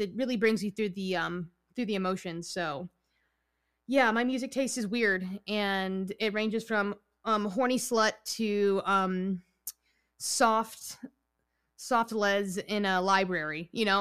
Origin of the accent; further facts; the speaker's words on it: New York, United States; I'm from New York. I'm Italian and Puerto Rican